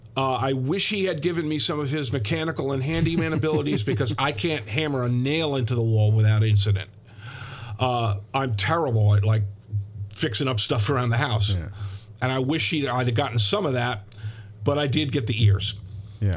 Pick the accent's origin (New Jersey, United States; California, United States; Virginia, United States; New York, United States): New Jersey, United States; Ridgewood; I grew up in Ridgewood, New Jersey